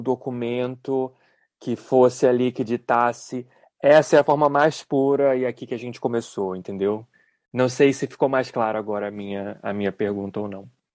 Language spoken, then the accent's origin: Portuguese; Brazil; por ter nascido e crescido no Brasil